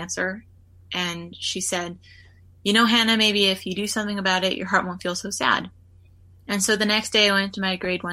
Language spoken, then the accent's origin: English; Winnipeg, Manitoba, Canada; I was born in Winnipeg, and I grew up in Winnipeg